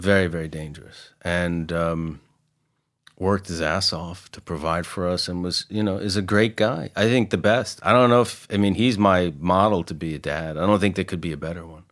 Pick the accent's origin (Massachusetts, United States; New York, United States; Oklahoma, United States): New York, United States; Mount Vernon; I grew up in Mount Vernon, which is the first city above New York that's in Westchester